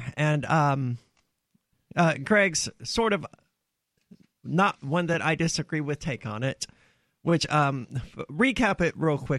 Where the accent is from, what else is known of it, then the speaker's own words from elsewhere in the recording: Mississippi, United States; I'm from Mississippi, where that good old boy crap happens.